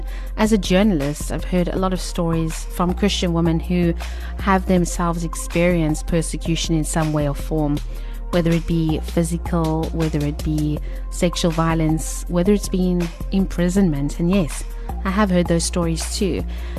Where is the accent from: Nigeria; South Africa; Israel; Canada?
South Africa; Cape Town, Western Cape; We're from Cape Town.